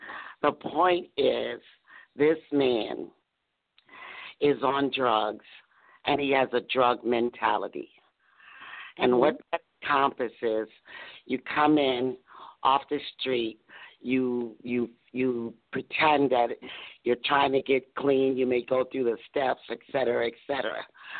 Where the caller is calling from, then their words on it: Doraville, Georgia, United States; I'm calling from beautiful downtown Doraville, Georgia.